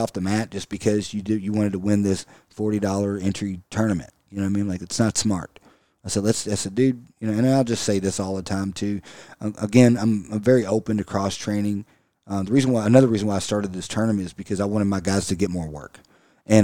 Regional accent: United States; Anything military, I absolutely love it because I'm American.

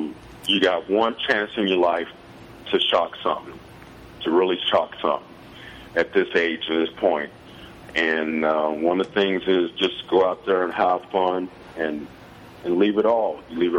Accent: Louisville, Kentucky, United States; Since I was born there in Louisville

